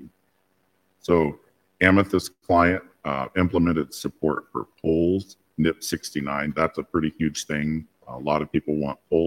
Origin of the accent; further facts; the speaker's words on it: the U.S. South, United States; I'm from the South, the U.S. South